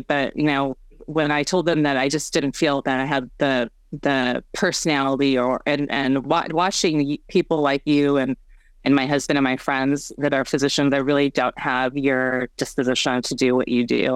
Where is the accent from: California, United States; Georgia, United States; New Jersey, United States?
California, United States; Bay Area; also born or lived in South Korea; adopted as a homeless orphan in, in South Korea to um, American uh, Caucasian American family um, here in the Bay Area.